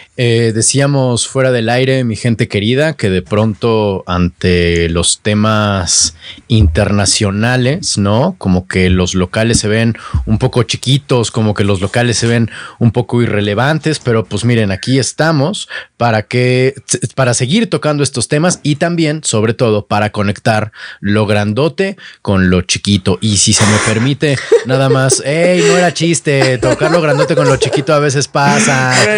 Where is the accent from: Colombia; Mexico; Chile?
Mexico; nosotros como mexicanos, más bien a nosotros en México